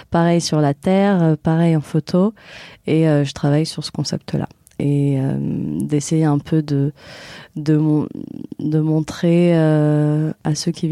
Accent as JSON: {"language": "French", "country": "Morocco", "lives_now": "Marseille, France", "said": "je suis marocaine et du coup je pense que je, me suis bien intégrée ici à Marseille"}